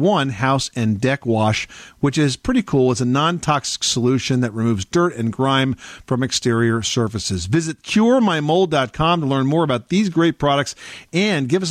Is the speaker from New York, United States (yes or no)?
no; Jersey Shore, New Jersey, United States; those of us who grew up here